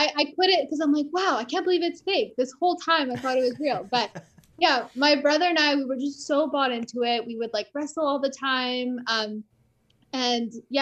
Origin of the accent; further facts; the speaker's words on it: Canada; I was born in Canada